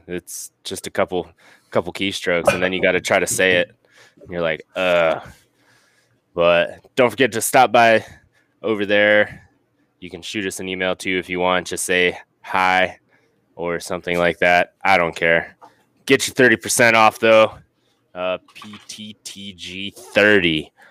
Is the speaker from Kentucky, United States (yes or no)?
no; North Dakota, United States; born there; I was born in North Dakota, man. That's not that I spent a lot of time there, but some of my family's still from up there, and they talk weird to us southern Midwest people.